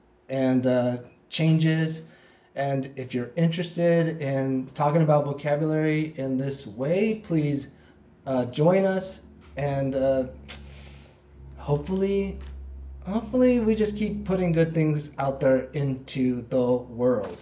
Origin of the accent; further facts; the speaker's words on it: West Covina, California, United States; I was growing up in West Covina